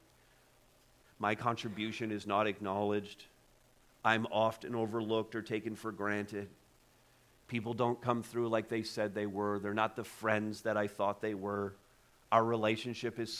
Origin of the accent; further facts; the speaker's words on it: Montreal, Quebec, Canada; now in Ontario, Canada; I was born in Montreal, so I'd have to make the trip back to Quebec